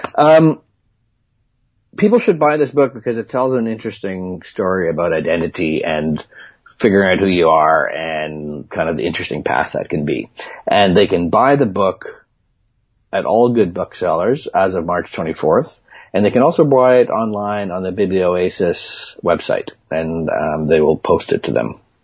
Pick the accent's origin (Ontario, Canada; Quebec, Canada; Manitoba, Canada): Manitoba, Canada; moved away; I grew up in in Manitoba